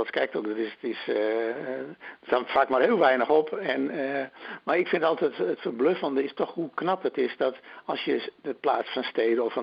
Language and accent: Dutch; Drenthe, Netherlands; bij ons in Drenthe